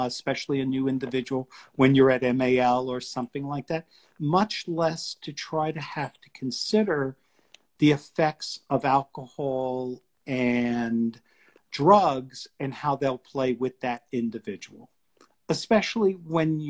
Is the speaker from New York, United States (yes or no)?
yes; New York City, New York, United States; now in Washington DC, United States; I'm originally from New York City